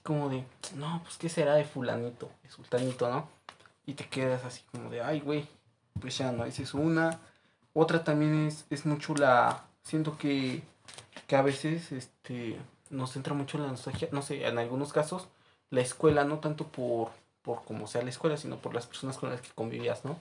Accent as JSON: {"language": "Spanish", "town": "Orizaba", "region": "Veracruz", "country": "Mexico", "moved": "yes", "lives_now": "Puebla, Mexico", "said": "soy de allá, de Orizaba, Veracruz también"}